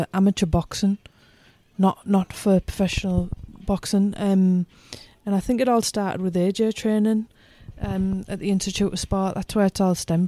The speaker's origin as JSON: {"language": "English", "country": "United Kingdom", "said": "I'm British"}